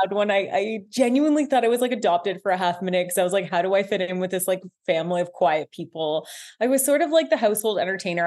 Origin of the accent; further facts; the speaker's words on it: Guelph, Ontario, Canada; moved away as an adult; I am from Guelph, Ontario. I'm back in my hometown.